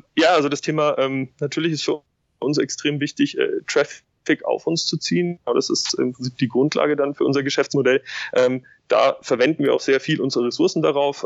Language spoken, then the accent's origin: German; Munich, Bavaria, Germany; Ich komme aus München, äh, habe dort äh, studiert